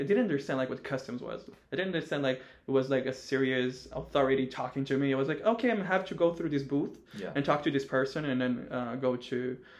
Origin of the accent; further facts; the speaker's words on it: Brazil; we came from Brazil.